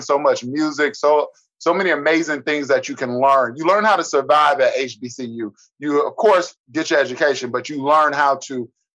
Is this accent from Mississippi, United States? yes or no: yes; Cleveland, Mississippi, United States; also born or lived in San Diego; So I was raised grew up in Mississippi, but my mom moved us from Cleveland at 5 and I went to San Diego. And then mm-hmm. I came back to Cleveland, Mississippi when I was 15